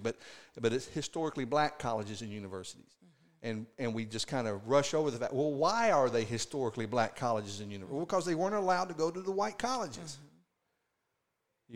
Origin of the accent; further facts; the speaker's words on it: the South, United States; growing up in the South